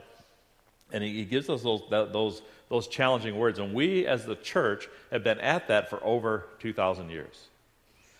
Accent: United States; I grew up in America

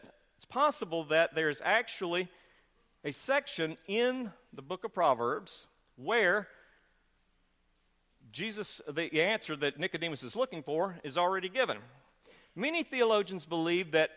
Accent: the South, United States; accent: Southern; we are from the South

